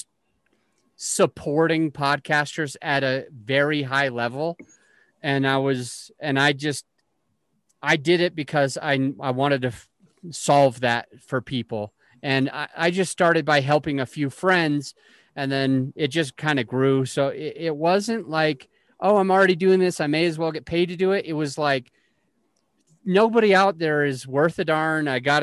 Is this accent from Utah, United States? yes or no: yes; Utah, United States; now in Colorado, United States; I am originally from Utah. Now I live in Colorado.